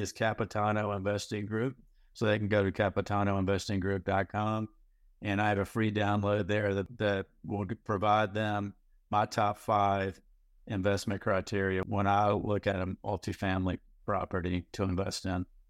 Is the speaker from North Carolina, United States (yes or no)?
yes; North Carolina, United States; moved away as an adult; also born or lived in Houston, Texas; I moved back recently from Texas, from Houston to North Carolina where I grew up.